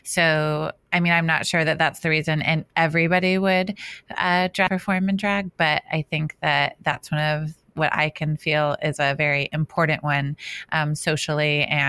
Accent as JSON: {"language": "English", "country": "Australia", "said": "Let me just say that I lived in Australia for 7 years. I am Australian. I cannot do an Australian accent."}